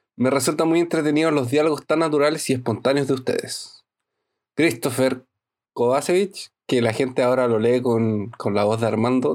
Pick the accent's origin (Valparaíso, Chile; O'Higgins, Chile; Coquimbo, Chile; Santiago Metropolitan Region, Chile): Coquimbo, Chile; La Serena; now in Brazil; Yo viví toda mi infancia en La Serena.